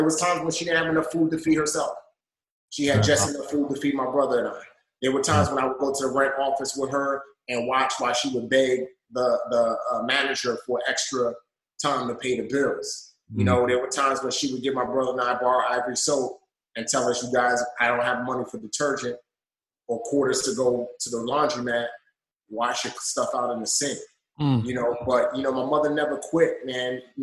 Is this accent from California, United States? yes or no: no; New York City, New York, United States; also born or lived in Nigeria; I actually grew up in the Bronx.